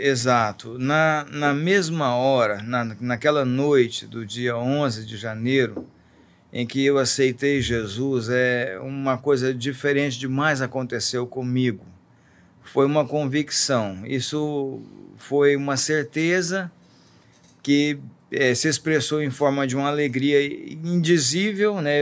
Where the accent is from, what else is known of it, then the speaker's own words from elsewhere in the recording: Joviânia, Goiás, Brazil; moved away; also born or lived in Belo Horizonte / Cesarina; sou goiano, então, vivendo no interior de Goiás, na cidade de Joviânia